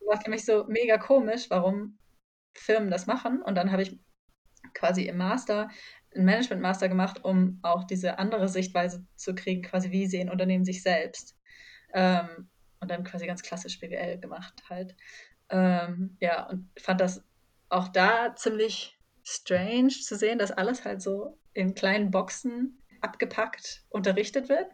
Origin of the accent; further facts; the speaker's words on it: near Ulm, Baden-Württemberg, Germany; moved away; also born or lived in Heidelberg; Ich komme nämlich eigentlich aus der Nähe von Ulm